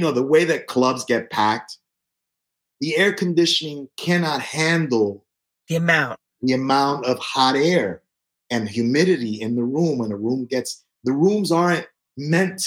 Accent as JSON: {"language": "English", "town": "New York City", "region": "New York", "country": "United States", "tie": "born or raised there", "said": "I was born in the South Bronx when it was burning and when Son of Sam was around shooting people. That's kind of, you know, what I remember about growing up on 149th Street and Tintin Avenue"}